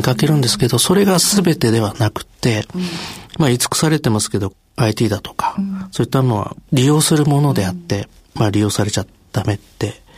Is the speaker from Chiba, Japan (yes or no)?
yes; Chiba, Japan; 千葉県出身で、まあ、両親が薬剤師で、父親が県庁薬務課に勤めまして、母親の方が薬局経営をして、まあ、自宅兼薬局で生まれ育ちました